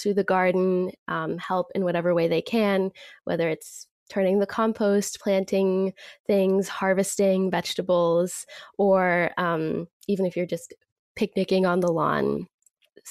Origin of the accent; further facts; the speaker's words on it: Boston, Massachusetts, United States; also born or lived in Natick, Massachusetts; I grew up in Jamaica Plain, which is one of the greenest areas in Boston